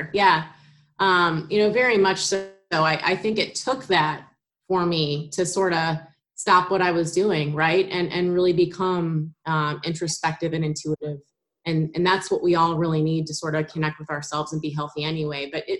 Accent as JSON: {"language": "English", "town": "St. Louis", "region": "Missouri", "country": "United States", "also_born_or_lived": "Indiana", "lives_now": "Wyoming, United States", "said": "So I am in Wyoming, and I am from St. Louis, although I lived kind of all over the place. I've been on both coasts, and I went to school in Indiana, so kind of all over the place a little bit."}